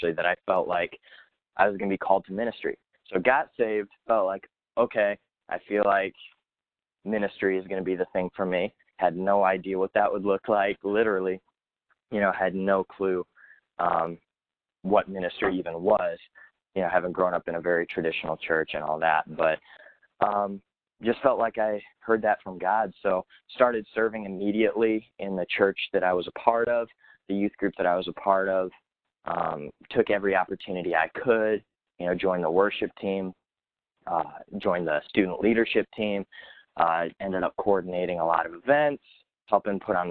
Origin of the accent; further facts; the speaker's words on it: Chesterton, Indiana, United States; moved away as an adult; now in New York City, United States; born and raised in Chesterton, Indiana.